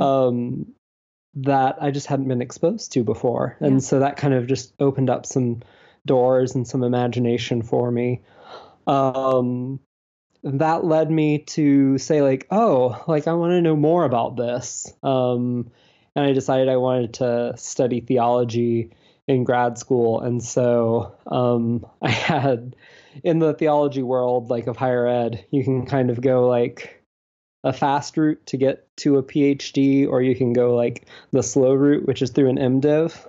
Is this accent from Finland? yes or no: no; Deep South, United States; also born or lived in Alabama / Georgia; I'm from the Deep South. Um, I grew up in Alabama and Georgia